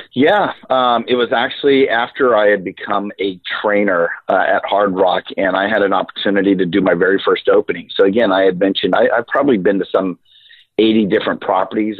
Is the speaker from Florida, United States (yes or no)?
yes; Central Florida, United States; I'm from Central Florida